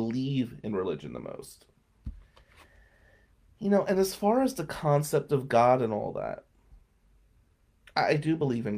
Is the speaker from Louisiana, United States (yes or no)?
no; Atlantic City, New Jersey, United States; also born or lived in Ventnor, New Jersey; growing up in Ducktown, St. Michael's Church was always the place Italians used to go.